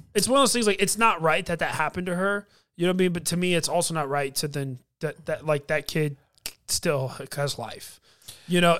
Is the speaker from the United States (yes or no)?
yes; United States; as a American